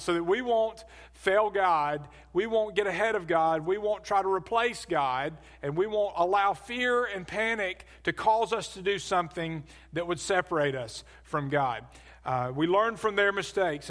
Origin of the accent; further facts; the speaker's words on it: Birmingham, Alabama, United States; also born or lived in Adamsville, Alabama; As a kid, I grew up in Birmingham. I lived in, uh, Forestdale, which is southwest, a suburb of, uh, southwest of Birmingham